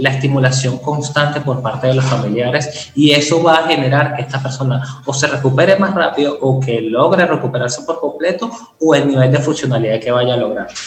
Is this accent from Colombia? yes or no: no; Venezuela; yo creo que en ser países caribeños, yo soy venezolano